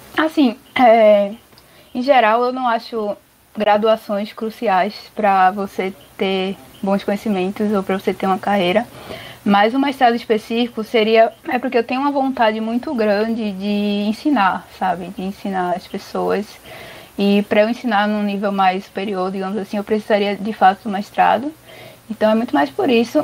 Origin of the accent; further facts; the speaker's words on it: Recife, Pernambuco, Brazil; moved away as an adult; also born or lived in São Paulo; eu sou de Recife, né? Mas aí eu, quando eu fui morar em São Paulo